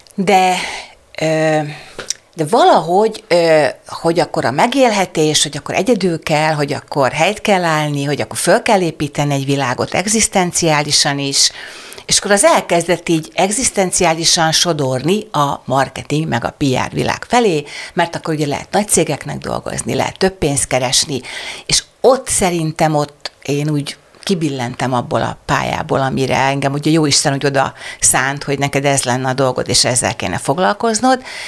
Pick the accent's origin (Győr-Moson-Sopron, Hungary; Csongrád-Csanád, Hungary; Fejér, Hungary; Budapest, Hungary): Csongrád-Csanád, Hungary; Kübekháza; also born or lived in Szeged; Én szegedi lány vagyok, Szegeden születtem, nagymamám Kübekházán, Szegedtől 18 kilométerre lévő kis falu